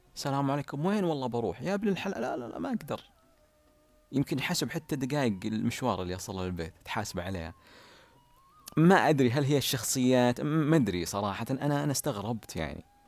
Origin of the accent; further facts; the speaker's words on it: Ha'il, Ha'il Province, Saudi Arabia; تعليل عندنا بحايل نسميها تجاذب أطراف الحديث